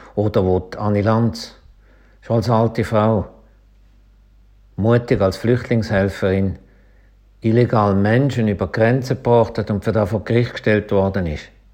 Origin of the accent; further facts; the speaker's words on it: Schaffhausen, Switzerland; accent: Schaffhauser Dialekt; die Schönheiten von meinem Schaffhauser Dialekt